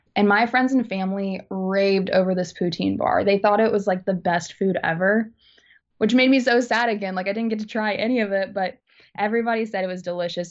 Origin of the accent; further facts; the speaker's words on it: Alabama, United States; I'm from Alabama, but a lot of my family lives in Indiana